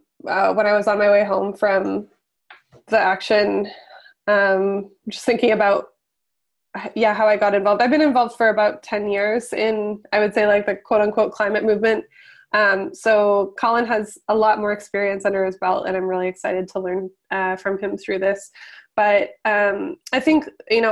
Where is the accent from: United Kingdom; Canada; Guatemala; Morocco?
Canada; the things that I had been taught growing up about the Canadian state